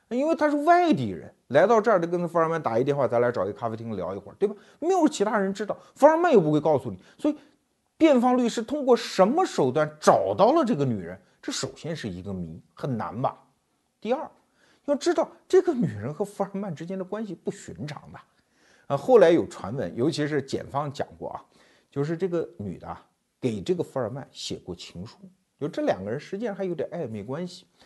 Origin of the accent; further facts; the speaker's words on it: China; 我们中国人